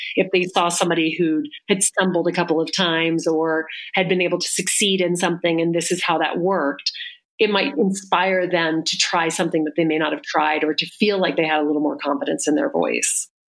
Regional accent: the South, United States; I grew up in the South

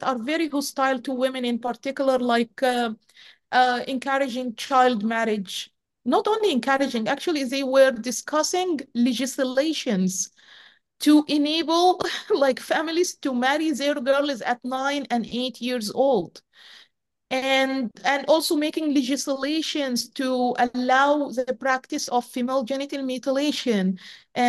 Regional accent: Egypt; moved away as an adult; growing up in Egypt is not easy. It's a very closed society. Growing up as a woman in particular in Egypt is as a girl, as a woman, is not easy at all.

